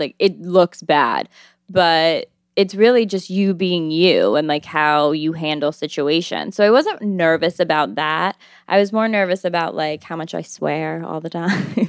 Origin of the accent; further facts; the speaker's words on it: Albany, New York, United States; moved away as an adult; now in New York City, United States; I'm twenty-six years old, and I'm from Albany, New York, and I've lived in New York for four years now